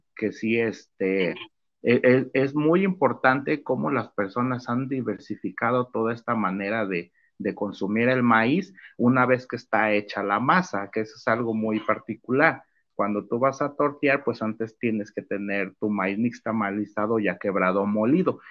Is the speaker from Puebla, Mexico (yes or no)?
no; Tuxpan, Jalisco, Mexico; el trabajo de mi pueblo Tuxpan, Jalisco